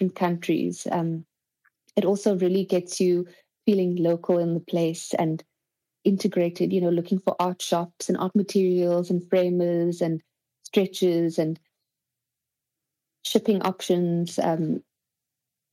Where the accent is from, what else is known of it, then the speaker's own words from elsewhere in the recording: Cape Town, Western Cape, South Africa; moved away; also born or lived in Paris / Spain; I am from Cape Town, so I was with my family